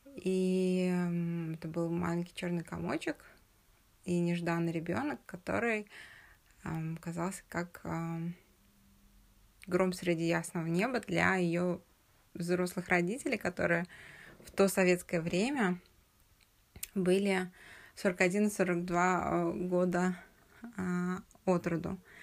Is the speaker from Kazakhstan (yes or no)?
yes; Uralsk, West Kazakhstan Region, Kazakhstan; also born or lived in Russia; Я родилась в Уральске